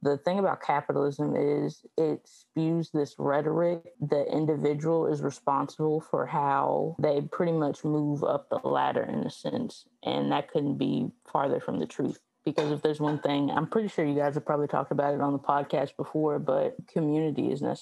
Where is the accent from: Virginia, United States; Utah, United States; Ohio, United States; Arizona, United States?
Virginia, United States; Southwest; I am from Southwest Virginia. It is the country.